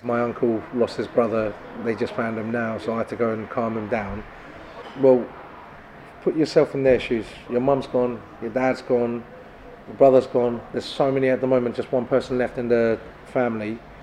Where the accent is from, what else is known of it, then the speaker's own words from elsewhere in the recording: Turkey; now in Kent, United Kingdom; my hometown because I love the lake